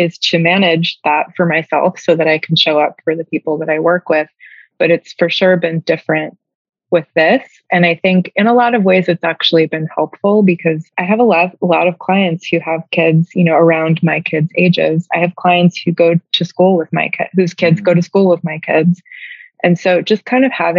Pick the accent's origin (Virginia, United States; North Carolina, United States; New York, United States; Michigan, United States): New York, United States; moved away as an adult; now in Savannah, United States; I'm from New York and like started work, you know, doing this work in New York